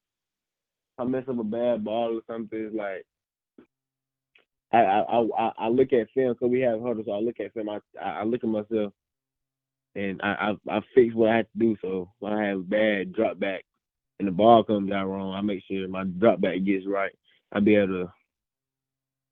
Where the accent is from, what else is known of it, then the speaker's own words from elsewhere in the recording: Griffin, Georgia, United States; I'm from Griffin, so I have to be able to stand out for my community